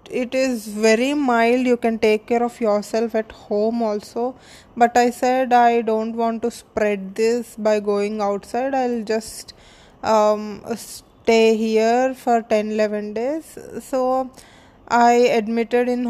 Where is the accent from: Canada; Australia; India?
India; I'm from India and I'm a model and an actor